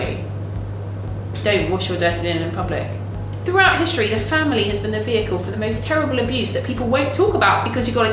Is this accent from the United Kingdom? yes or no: yes; London, United Kingdom; I grew up in South London, Crystal Palace